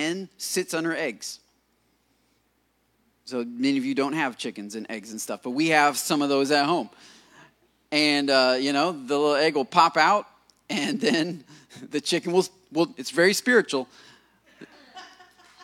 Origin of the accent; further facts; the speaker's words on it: United States; being an American